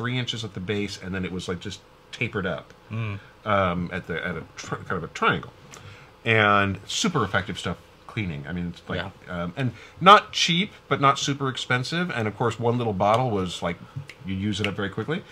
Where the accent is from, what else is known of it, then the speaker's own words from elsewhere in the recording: Wichita, Kansas, United States; now in Missouri, United States; Wichita, where I grew up